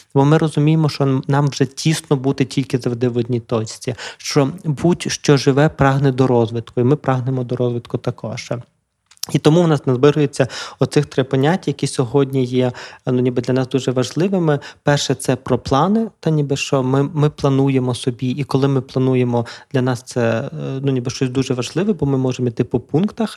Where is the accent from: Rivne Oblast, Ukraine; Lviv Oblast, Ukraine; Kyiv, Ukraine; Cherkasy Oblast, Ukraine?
Lviv Oblast, Ukraine; Lviv; питому львівського хлопця, який живе у Львові